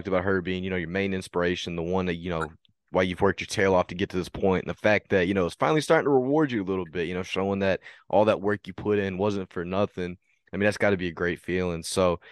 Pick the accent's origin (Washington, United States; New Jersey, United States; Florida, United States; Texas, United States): Texas, United States; I'm from Texas